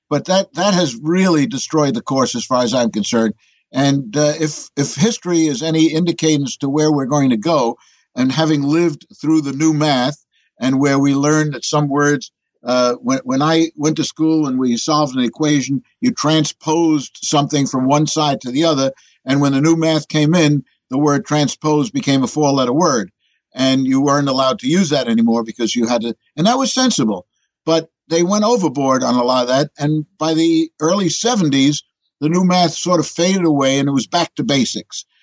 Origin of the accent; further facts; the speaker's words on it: New York City, New York, United States; the one I was born in doesn't exist anymore, 57th and 10th. But uh, be that as it may, when I'm in Europe, I'm not introduced as an American. I'm introduced as a New Yorker.